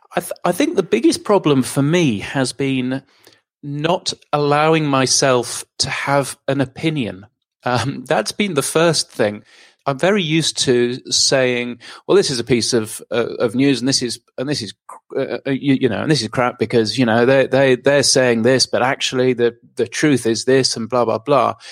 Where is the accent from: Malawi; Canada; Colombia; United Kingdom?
United Kingdom; moved away as an adult; now in Australia; I'm a Brit, not, not an Aussie